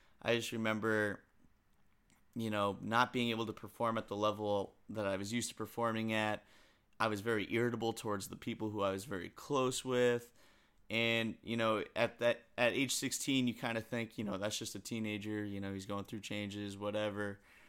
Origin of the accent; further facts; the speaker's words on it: New England, United States; I grew up in New England, and there was a huge ice storm in 2009.